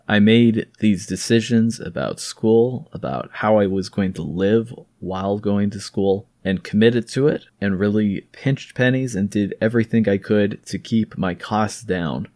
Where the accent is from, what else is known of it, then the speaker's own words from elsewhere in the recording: California, United States; some of my perspective comes as a Californian